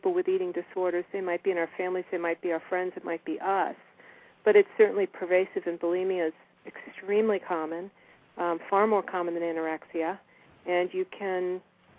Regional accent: United States; I grew up in Washington

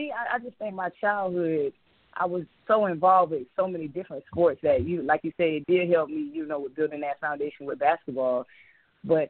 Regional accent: Hollywood, Florida, United States; moved away as an adult; now in Atlanta, United States; So my roots, I'm from Hollywood, Florida

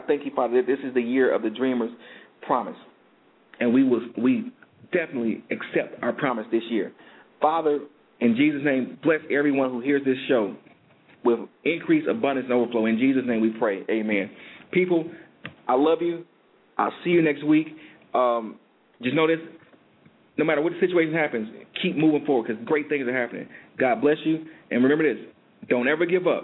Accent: Detroit, Michigan, United States; moved away; my hometown

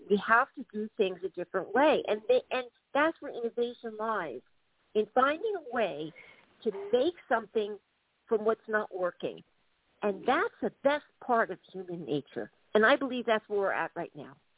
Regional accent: United States; moved away as an adult; now in Dublin, Ireland; I'm an American citizen

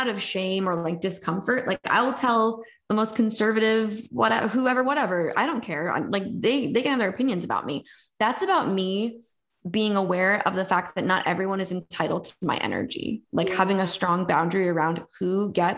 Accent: New York, United States; I'm from New York.

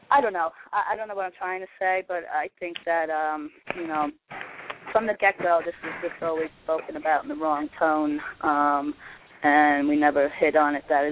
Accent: New York, United States; now in Kansas City, United States; Hi, I'm from Kansas City. Originally a New Yorker.

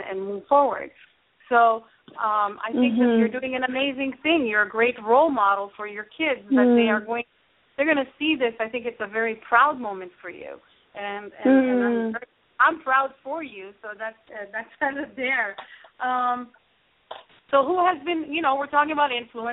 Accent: Canada; I'm a Canadian and also a member of the Evolutionary Business Council

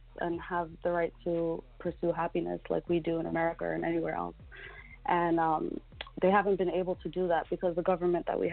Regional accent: New York City, New York, United States; now in United Kingdom; I am Sudanese, though I was born and raised in Brooklyn, New York

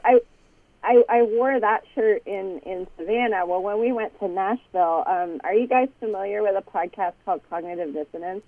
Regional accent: Canada; I'm Canadian.

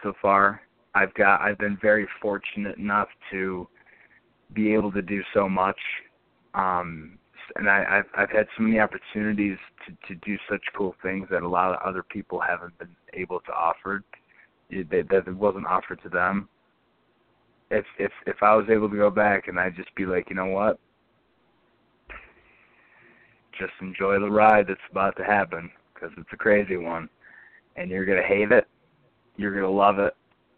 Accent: Binghamton, New York, United States; my hometown of Binghamton

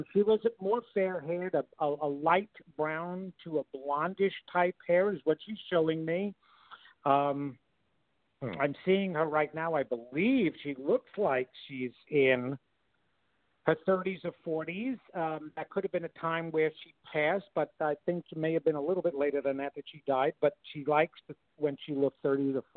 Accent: Levittown, New York, United States; I was raised in Levittown, Long Island

